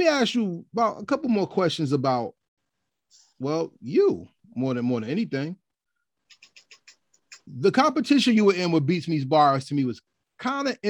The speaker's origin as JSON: {"language": "English", "region": "New Jersey", "country": "United States", "said": "I'm from Jersey. I represent Jersey 100%"}